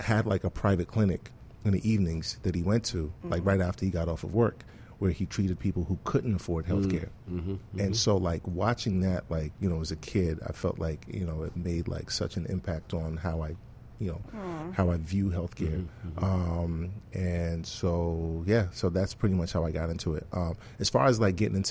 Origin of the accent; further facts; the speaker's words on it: Nigeria; also born or lived in London, England / Canada / Washington D.C.; now in Miami, United States; watching my dad practice when I was growing up in Nigeria